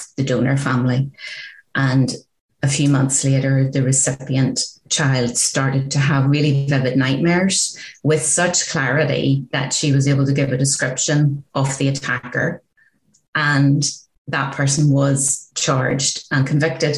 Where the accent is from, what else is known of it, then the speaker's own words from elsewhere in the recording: Northern Ireland, United Kingdom; growing up in Northern Ireland during the height of the Troubles